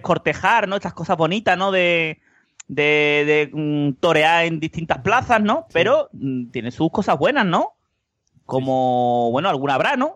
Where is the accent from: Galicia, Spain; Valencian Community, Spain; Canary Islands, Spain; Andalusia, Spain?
Andalusia, Spain; Seville; que somos de Sevilla